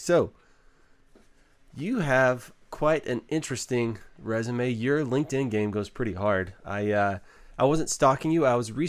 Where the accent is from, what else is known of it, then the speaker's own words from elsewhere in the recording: Waco, Texas, United States; I grew up in Waco